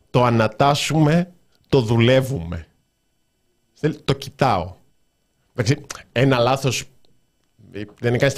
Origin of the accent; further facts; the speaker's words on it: Thessaloniki, Central Macedonia, Greece; δηλαδή και εγώ είμαι από Θεσσαλονίκη, λέω ναι στη Θεσσαλονίκη.